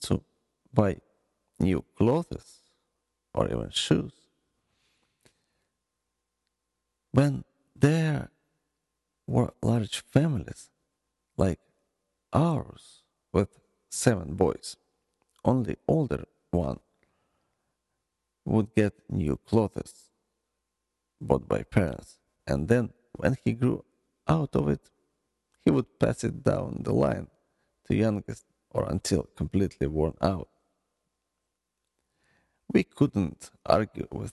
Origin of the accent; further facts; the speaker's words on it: Ukraine; born or raised there; moved away